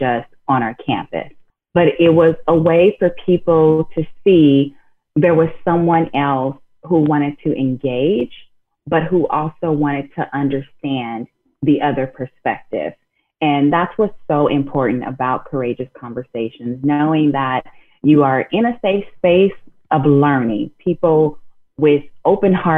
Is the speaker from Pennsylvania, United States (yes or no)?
no; Inglewood, California, United States; growing up in Inglewood, California